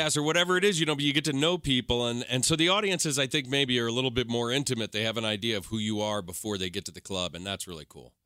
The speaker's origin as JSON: {"language": "English", "region": "New York", "country": "United States", "moved": "as an adult", "lives_now": "Los Angeles, United States", "said": "I moved from New York, man, and I, and when I got to L A, I was one of those guys that was like, uh, \"Oh, no, you know, I'm a New Yorker"}